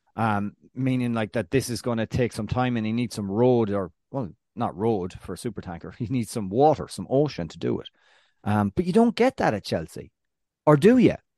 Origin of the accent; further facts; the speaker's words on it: Ireland; now in United States; the land of my birth